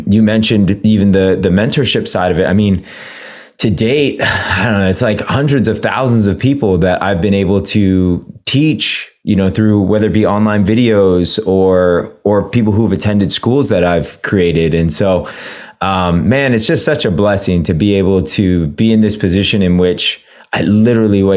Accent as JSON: {"language": "English", "town": "San Francisco", "region": "California", "country": "United States", "tie": "born or raised there", "said": "I grew up in San Francisco"}